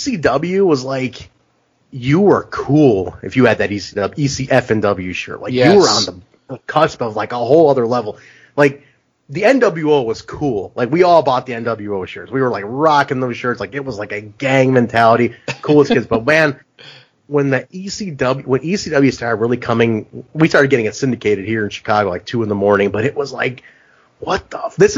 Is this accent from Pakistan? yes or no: yes; Pakistan; I'm like, cool, I'm Pakistani, but like, he's from India. I'm like, we're neighbors.